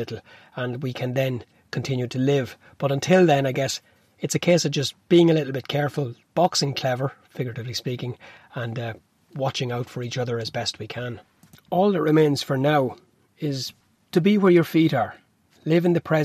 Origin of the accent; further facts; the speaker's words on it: Newbridge, Leinster, Ireland; I'm from Newbridge